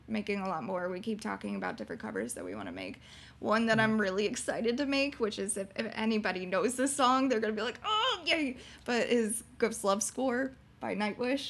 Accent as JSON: {"language": "English", "town": "Orlando", "region": "Florida", "country": "United States", "tie": "born or raised there", "moved": "yes", "said": "when I used to live in Florida, and I grew up in Orlando or around Orlando, Florida"}